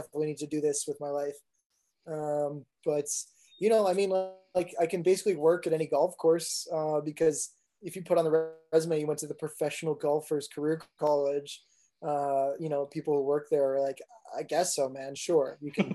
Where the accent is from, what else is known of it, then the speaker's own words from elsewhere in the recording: Martha's Vineyard, Cape Cod, Massachusetts, United States; I was there until like fourth grade, and then I moved to Cape Cod